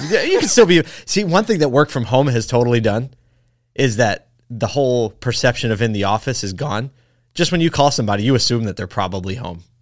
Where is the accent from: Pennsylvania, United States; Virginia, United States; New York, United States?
Pennsylvania, United States; Philadelphia; I'm from Philly.